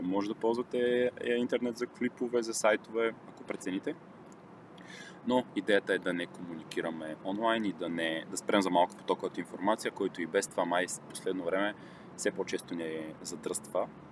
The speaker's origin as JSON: {"language": "Bulgarian", "town": "Silistra", "region": "Silistra Province", "country": "Bulgaria", "tie": "born or raised there", "said": "в моя роден град Силистра"}